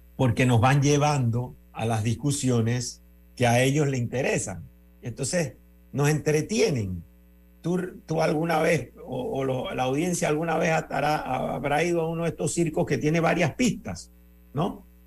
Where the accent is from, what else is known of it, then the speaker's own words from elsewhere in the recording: Panama; yo soy ciudadano panameño